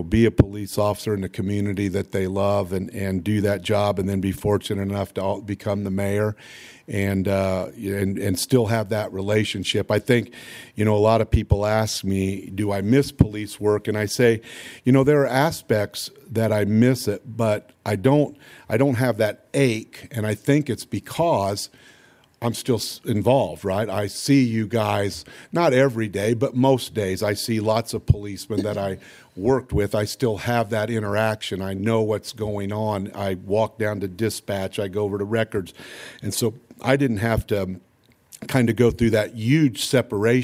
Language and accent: English; Lafayette, Indiana, United States; also born or lived in Houston, Texas; I saved enough money to basically come back, buy my first house and stuff here in Lafayette over off Greenbush Street on North 28th